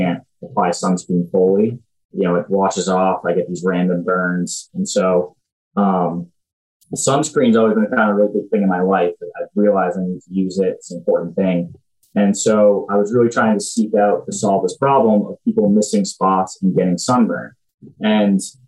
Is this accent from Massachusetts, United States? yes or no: yes; Groton, Massachusetts, United States; I'm from Groton, Massachusetts originally. I was the first person in my high school to go to West Point.